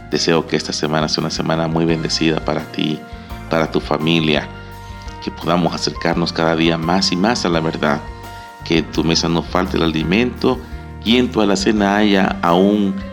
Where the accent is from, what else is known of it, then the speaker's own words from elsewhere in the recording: Mexico; Como buenos mexicanos celebramos la libertad, la independencia de México, de aquel yugo de esclavitud español que estuvo por 300 años en nuestro país, en nuestro territorio, ya que éramos colonia española.